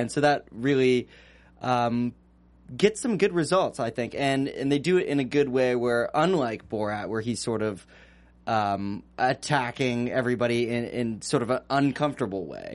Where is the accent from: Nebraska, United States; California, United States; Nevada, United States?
California, United States; Northern; I'm from California originally